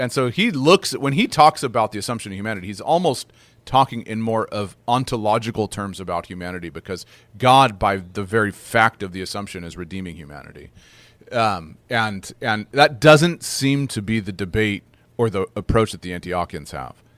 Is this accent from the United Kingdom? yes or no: no; United States; also born or lived in North America; now in Canada; I'm an American by uh, by birth